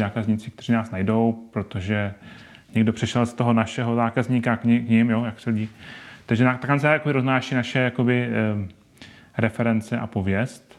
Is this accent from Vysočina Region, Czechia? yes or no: no; Ostrava, Moravian-Silesian Region, Czechia; now in Brno, Czech Republic; já jsem původem z Ostravy